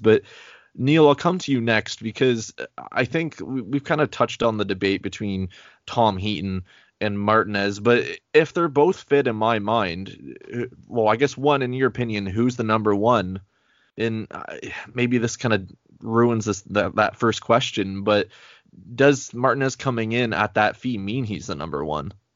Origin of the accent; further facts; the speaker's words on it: Canada; I am so Canadian. Hey, I'm only, like, two hours away from Quebec, or literally an hour away from Quebec